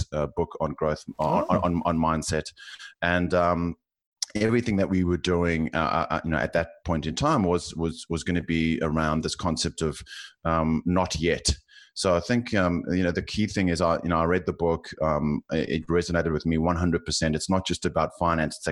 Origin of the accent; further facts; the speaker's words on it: South Africa; accent: South African; now in Australia; you can probably tell from my accent, I'm South African, living in Australia, and I've lived in three cities